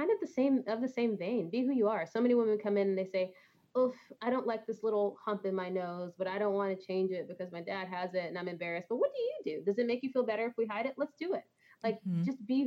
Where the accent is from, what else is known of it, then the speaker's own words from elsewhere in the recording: Texas, United States; moved away; I'm originally from Texas